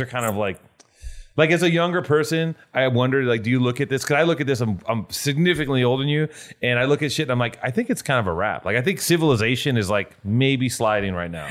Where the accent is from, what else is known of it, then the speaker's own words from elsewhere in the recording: Los Angeles, California, United States; I'm from Venice